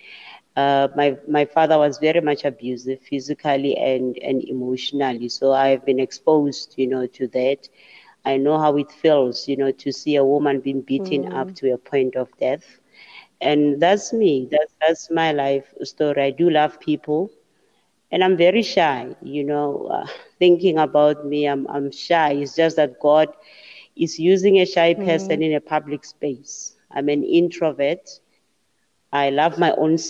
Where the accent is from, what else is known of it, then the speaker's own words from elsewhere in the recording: Mamelodi, Gauteng, South Africa; I was born and bred in Mamelodi